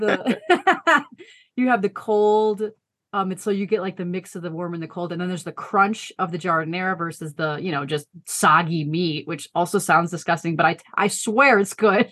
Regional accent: Chicago suburbs, Illinois, United States; moved away as an adult; now in Colorado Springs, United States; we both grew up outside of Chicago in the suburbs

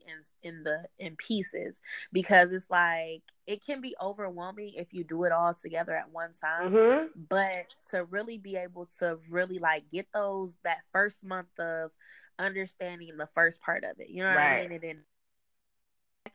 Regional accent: Detroit, Michigan, United States; now in Atlanta, United States; I'm from Detroit

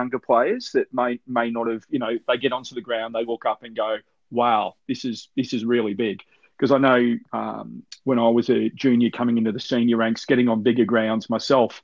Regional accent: Queensland, Australia; moved away; also born or lived in South Australia; I was a Queenslander in South Australia at the time

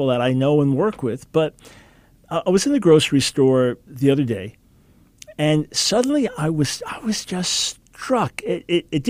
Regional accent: United States

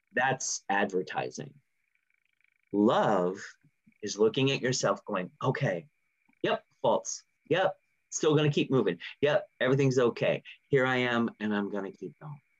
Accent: California, United States; I grew up in California

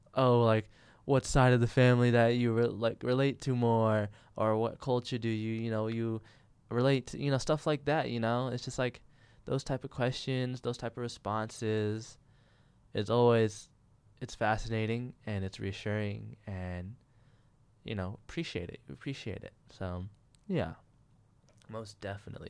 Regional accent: California, United States; born or raised there

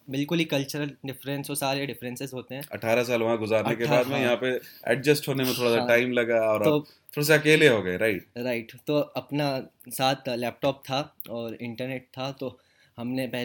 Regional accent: Jeddah, Makkah Province, Saudi Arabia; moved away as an adult; also born or lived in Bhopal, India; now in India; भोपाल में तो एक साल भी नहीं हुआ था एंड में हम लोग मूव कर गए थे सऊदी अरब में जद्दा सिटी का नाम है वहाँ पे तो मेरा मेरा पूरा बचपन सऊदी अरब में गया मतलब मैं एटीन ईयर्स सऊदी अरब में रहा

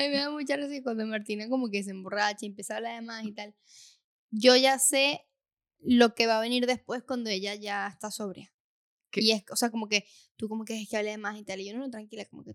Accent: Venezuela; moved away; en nuestro caso de donde somos, en Venezuela

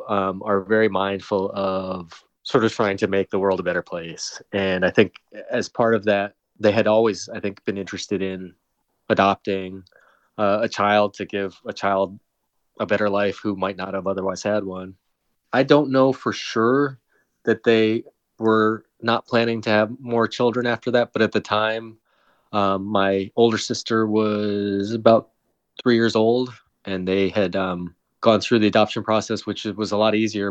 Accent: South Windham, Connecticut, United States; also born or lived in Seoul, South Korea; my hometown was 10,000 people

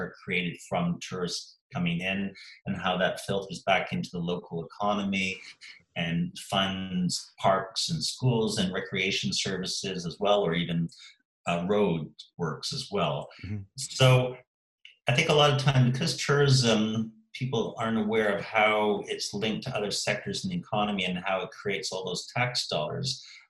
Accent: Eastbourne, South East England, United Kingdom; And, you know, I can see that in my hometown in Eastbourne. You know, we have the annual air show in August here, Airborne, which attracts 500,000 people a year.

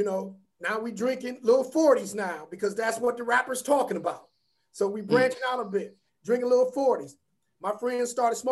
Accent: Warrensville Heights, Ohio, United States; I grew up in Warrensville Heights, and it was the suburbs then

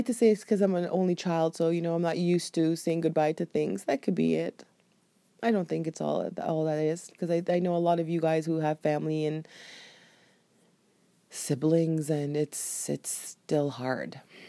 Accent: Jamaica; I knew the culture that I was born into. And I knew being Jamaican and having Jamaican parents, they would not understand.

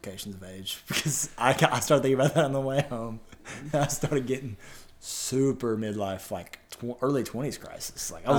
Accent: Jonesboro, Arkansas, United States; we are from Jonesboro, Arkansas

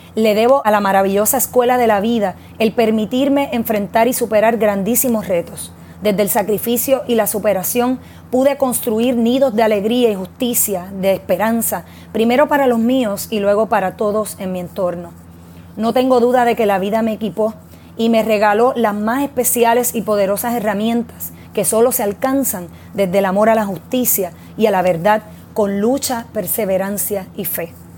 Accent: Puerto Rico; nuestro terruño

